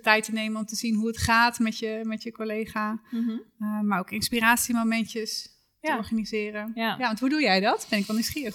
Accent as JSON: {"language": "Dutch", "area": "Achterhoek", "region": "Gelderland", "country": "Netherlands", "said": "Ik kom uit de Achterhoek."}